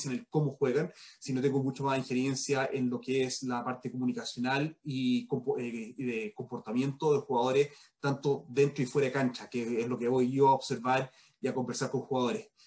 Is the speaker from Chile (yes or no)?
yes; Chile; demos cuenta la influencia que tenemos como chileno en Nueva Zelanda